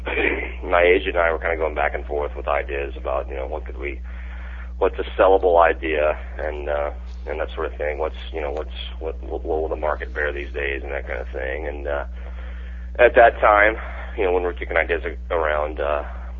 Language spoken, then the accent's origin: English; Mississippi, United States; moved away as an adult; also born or lived in Austin, Texas; now in Chicago, United States; I lived in my home state of Mississippi